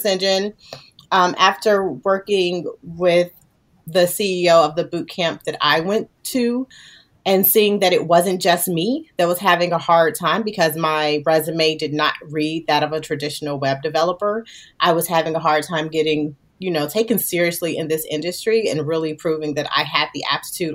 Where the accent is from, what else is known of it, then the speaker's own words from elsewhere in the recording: Gary, Indiana, United States; I was literally a little girl coming out of Gary, Indiana.